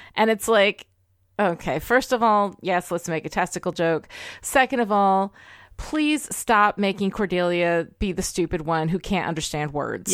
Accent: United States; I'm American. I love my country.

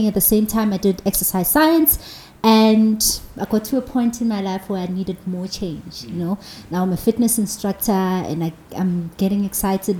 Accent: Johannesburg, Gauteng, South Africa; I'm from Alex, and there where I grew up

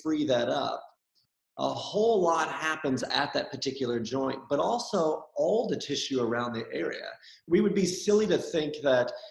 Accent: Minnesota, United States; now in Sydney, Australia; where I grew up in Minnesota

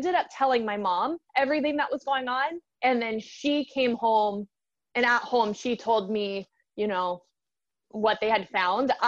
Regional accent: Baton Rouge, Louisiana, United States; I grew up in Baton Rouge, Louisiana

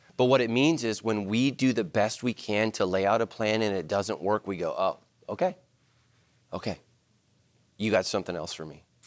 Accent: Ireland; We're Irish.

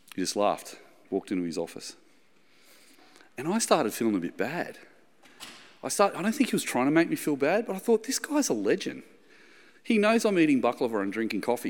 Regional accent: the Shire, New South Wales, Australia; I'm from the Shire, Shire boy in the eighties

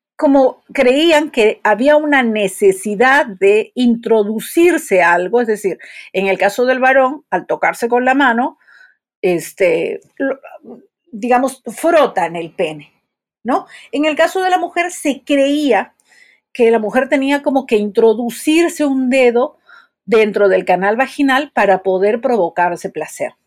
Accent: Peru; soy psicóloga, soy de Perú

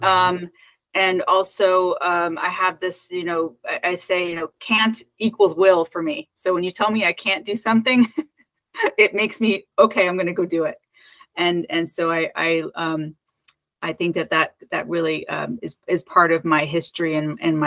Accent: Connecticut, United States; also born or lived in New York / Los Angeles / San Francisco Bay Area; now in Oakland, United States; I was born and raised in Connecticut

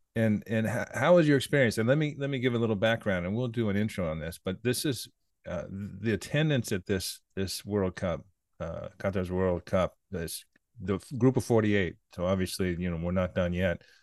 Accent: United States; I'm an American

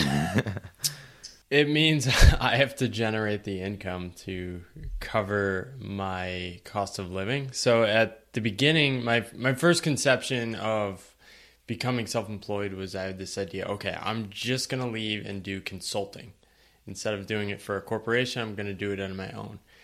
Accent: eastern Connecticut, United States; moved away; I grew up in a small town in eastern Connecticut.

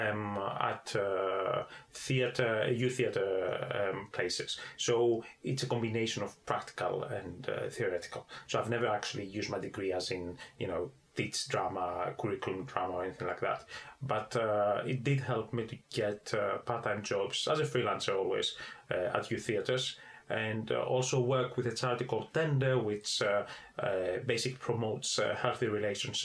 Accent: Athens, Attica, Greece; moved away as an adult; I was born in Athens.

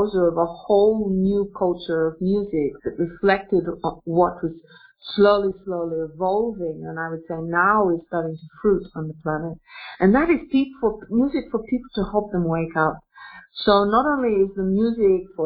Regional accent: Australia; now in Russia; I'm an Australian woman, but interestingly enough, I'm an Australian woman who lives in Russia

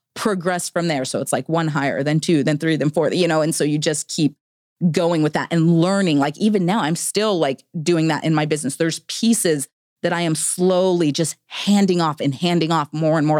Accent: Victorville, California, United States; moved away as an adult; also born or lived in Idaho; I grew up in Southern California

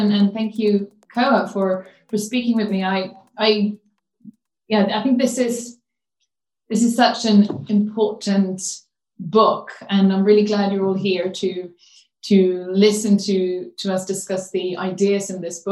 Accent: Sweden; my home country, Sweden

